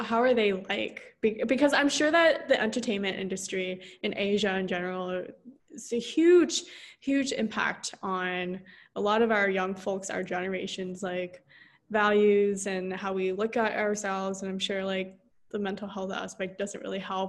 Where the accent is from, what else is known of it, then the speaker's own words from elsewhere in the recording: United States; I grew up in the States